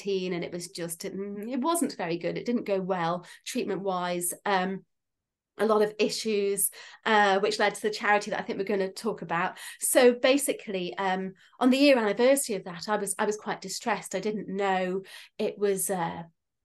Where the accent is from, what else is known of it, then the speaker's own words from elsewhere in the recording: Isle of Man; I'm from the Isle of Man.